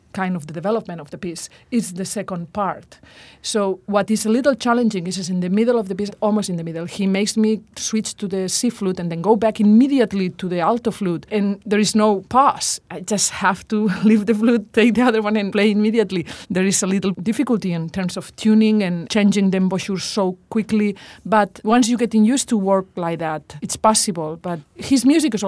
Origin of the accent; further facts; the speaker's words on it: Burriana, Valencian Community, Spain; Burriana is the city where I was born